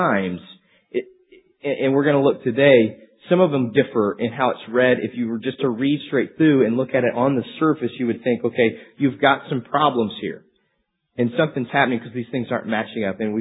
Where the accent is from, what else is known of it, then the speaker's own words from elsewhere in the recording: Amarillo, Texas, United States; I'm from Amarillo, so it's just kind of inbred in us what we have to listen to. We drove trucks, we wore boots, we listened to country music.